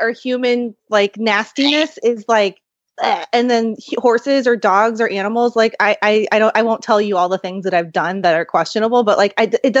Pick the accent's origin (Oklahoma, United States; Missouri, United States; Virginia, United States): Missouri, United States; Kansas City; now in California, United States; right. now I'm in Kansas City, which is where I'm from. Well, I'm from Missouri.